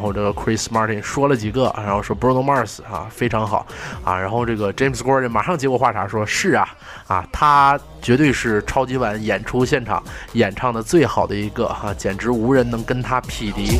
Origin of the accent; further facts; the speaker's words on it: Northeast China, China; accent: Northeastern; 用我们东北话说